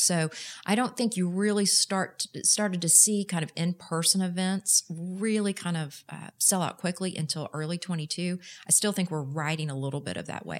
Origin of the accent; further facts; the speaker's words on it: Houston, Texas, United States; moved away as an adult; also born or lived in Austin; now in Dallas, United States; I am proud to say I'm a native Texan, but I grew up in Houston